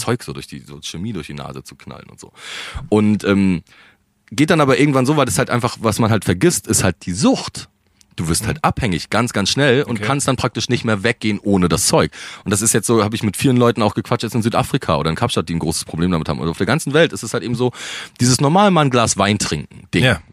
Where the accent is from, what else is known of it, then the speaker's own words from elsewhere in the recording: Rostock, Mecklenburg-Vorpommern, Germany; moved away as an adult; also born or lived in Berlin; ich bin Rostocker, meine Familie ist da, aber meine ganze, der Ursprung meiner Familie, kommen alle aus Berlin